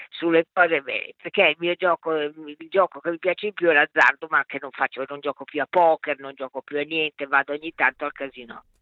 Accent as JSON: {"language": "Italian", "town": "Bologna", "region": "Emilia-Romagna", "country": "Italy", "tie": "born there", "said": "Sono nata a Bologna il 23 aprile del 41, quindi quest'anno compio 80 anni."}